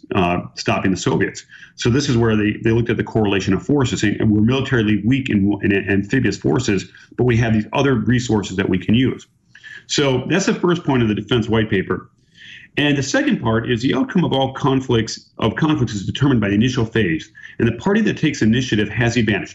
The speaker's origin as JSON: {"language": "English", "region": "Minnesota", "country": "United States", "said": "I'm from Minnesota"}